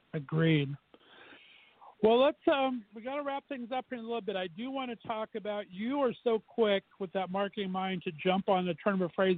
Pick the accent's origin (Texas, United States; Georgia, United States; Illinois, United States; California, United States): California, United States; Southern; moved away as an adult; now in Northeast Ohio, United States; I'm an old uh, fart and was born and raised in Southern Cal.